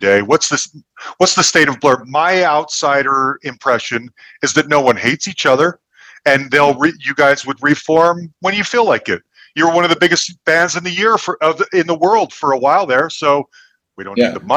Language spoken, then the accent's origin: English; Salt Lake City, Utah, United States; I grew up in Salt Lake City, Utah, and I went to college out there